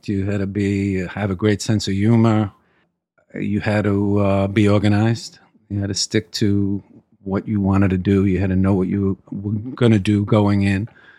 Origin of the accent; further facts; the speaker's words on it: New York City, New York, United States; I grew up in Brooklyn, correct.